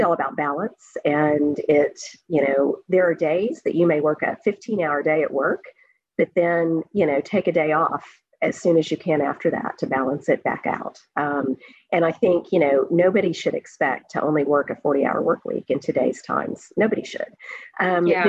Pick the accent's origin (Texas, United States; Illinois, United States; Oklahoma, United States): Oklahoma, United States; moved away as an adult; also born or lived in Singapore; now in New Brunswick, Canada; growing up in Oklahoma